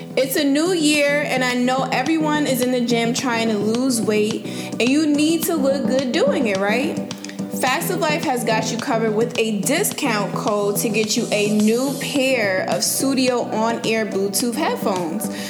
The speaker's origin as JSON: {"language": "English", "town": "New Haven", "region": "Connecticut", "country": "United States", "tie": "born or raised there", "moved": "as an adult", "lives_now": "Houston, United States", "said": "my hometown of New Haven, Connecticut"}